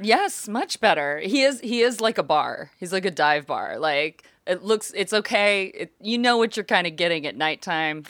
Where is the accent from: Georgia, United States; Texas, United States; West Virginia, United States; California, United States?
Texas, United States; Fort Worth; also born or lived in Austin, Texas; now in Los Angeles, United States; I am happy I grew up there